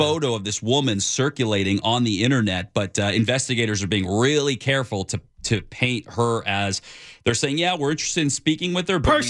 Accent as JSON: {"language": "English", "region": "California", "country": "United States", "tie": "born or raised there", "said": "You know, Ken, I grew up in Southern California, but I've only been doing news here the last couple of years."}